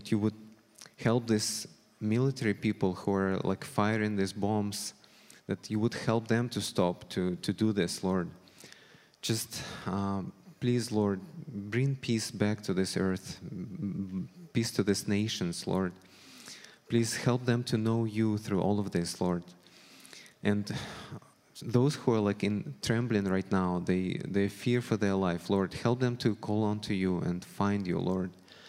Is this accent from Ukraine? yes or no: yes; Ukraine; born there; moved away; also born or lived in Russia; As some of you know, I moved here with my family 8 years ago from Russia. I was born in Ukraine, however, and two of my grandmothers are Ukrainians.